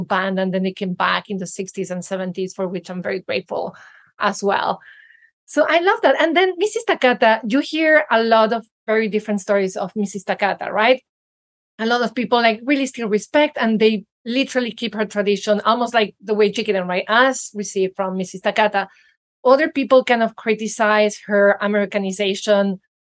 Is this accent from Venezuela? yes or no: yes; Venezuela; moved away; I grew up in Venezuela